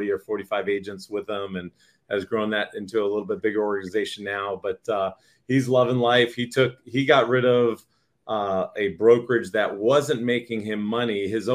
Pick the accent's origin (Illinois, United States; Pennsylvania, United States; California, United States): California, United States; San Diego; also born or lived in Boston, Massachusetts / Las Vegas, Nevada; I'm originally from Boston, Massachusetts. I moved out to San Diego, California in 1984 when I was just 8 years old, and been living here pretty much every year except for 1 year